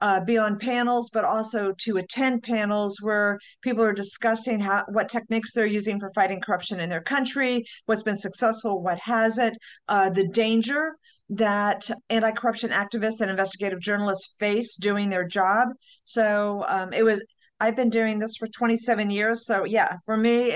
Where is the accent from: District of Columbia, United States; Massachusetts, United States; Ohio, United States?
District of Columbia, United States; Washington; also born or lived in Detroit; I was born in Washington, DC. This is hometown